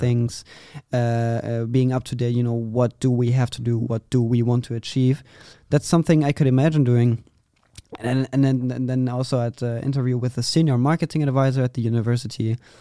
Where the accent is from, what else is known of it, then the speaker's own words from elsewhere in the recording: Vreden, North Rhine-Westphalia, Germany; I'm from a very small city, uh, in Germany, Vreden.